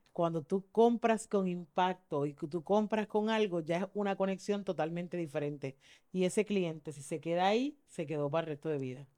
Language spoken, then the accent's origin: Spanish; Mayagüez, Puerto Rico; yo soy de Mayagüez